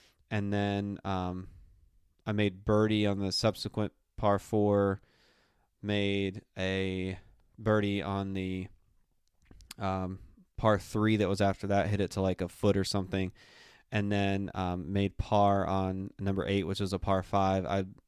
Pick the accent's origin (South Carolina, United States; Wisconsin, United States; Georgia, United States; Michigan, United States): South Carolina, United States; Union; That's where I grew up playing in Union, South Carolina. That's where I went to the high school